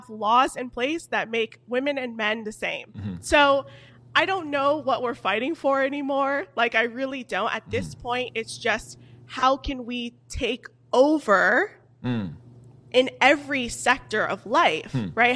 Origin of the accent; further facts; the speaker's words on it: Fort Lauderdale, Florida, United States; also born or lived in New York; I'm originally from Florida. So okay. Fort Lauderdale, born and raised